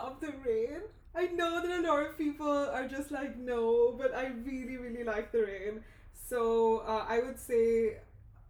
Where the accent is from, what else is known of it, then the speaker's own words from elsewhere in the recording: Dubai, United Arab Emirates; also born or lived in Mumbai, India; now in New York City, United States; So I was born in Mumbai, India. I moved to Dubai, the UAE, when I was 3 years old. So Dubai is home for me. That's kind of where I grew up.